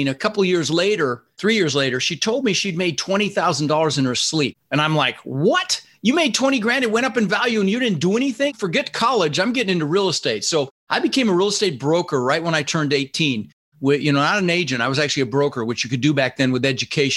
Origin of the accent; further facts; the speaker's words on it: Denver, Colorado, United States; English is a second language; also born or lived in Netherlands; I immigrated to this country when I was 6 years old. I was born in the Netherlands in Holland, you know, wooden shoes, windmills. And we ended up in Denver, Colorado, and we didn't have much